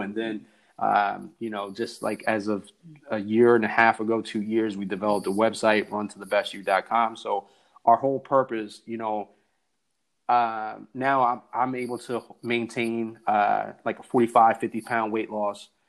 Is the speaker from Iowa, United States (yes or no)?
no; New Jersey, United States; I'm from New Jersey. We barely say hi.